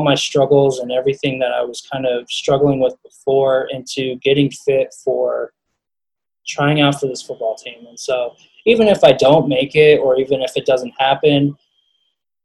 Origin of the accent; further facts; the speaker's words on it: Colorado, United States; I wanted to play at CU. I wanted to play for my home state.